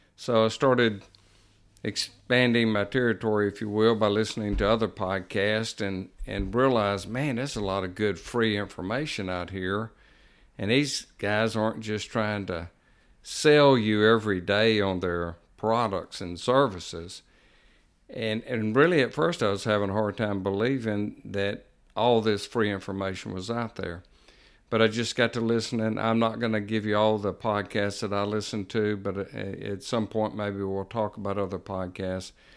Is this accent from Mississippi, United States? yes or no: yes; Jackson, Mississippi, United States; moved away as an adult; also born or lived in Pearl River County, Mississippi; now in Picayune, United States; I grew up in Jackson, Mississippi, moved to Pearl River County area in nineteen ninety-eight